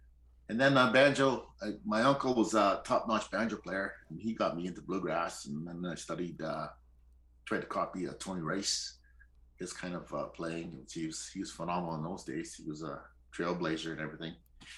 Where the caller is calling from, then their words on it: Northern Ontario, Canada; I'm calling in from Northern Ontario.